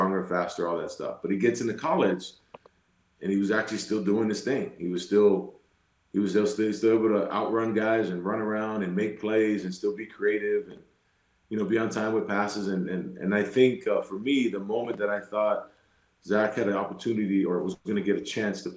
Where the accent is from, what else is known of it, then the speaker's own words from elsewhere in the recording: Utah, United States; we're from Utah